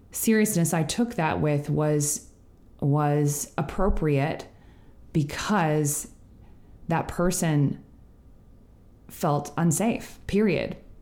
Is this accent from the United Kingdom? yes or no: no; Canada; as a Canadian